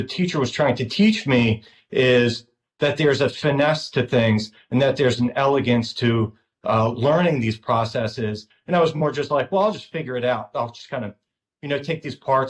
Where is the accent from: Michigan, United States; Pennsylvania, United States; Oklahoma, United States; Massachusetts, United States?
Pennsylvania, United States; Delaware County; We grew up in Pennsylvania in a, I don't know if you know Delco, but it's kind of a synonymous right outside of West Philadelphia